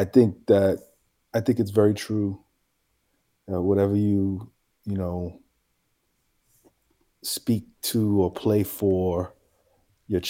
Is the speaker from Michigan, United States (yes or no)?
no; New York City, New York, United States; also born or lived in Harlem, New York; I'm from the Bronx, man. The Bronx, New York, the birthplace of hip hop